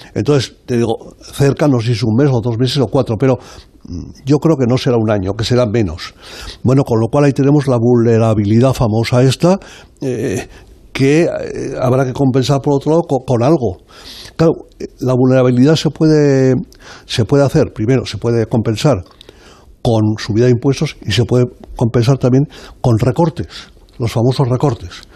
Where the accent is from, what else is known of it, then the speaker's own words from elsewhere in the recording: Zaragoza, Aragon, Spain; que soy yo de Zaragoza, yo soy de allí